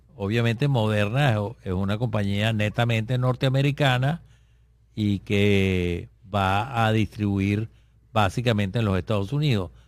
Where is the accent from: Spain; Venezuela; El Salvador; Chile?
Venezuela; en nuestro país, que es Venezuela, eh, donde yo vivo todavía